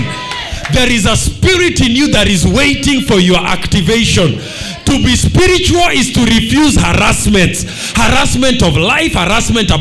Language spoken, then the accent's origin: English; Kenya; being a Kenyan, of being a black man, of being a Luo man, of being an African man.